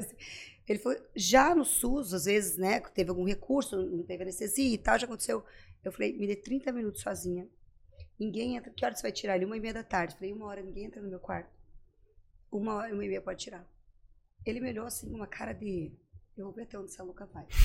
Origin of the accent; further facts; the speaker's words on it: Pato Branco, Paraná, Brazil; moved away as an adult; also born or lived in Santa Maria / Recife / Caruaru / Florianópolis; eu sou de Pato Branco, Pato Branco daí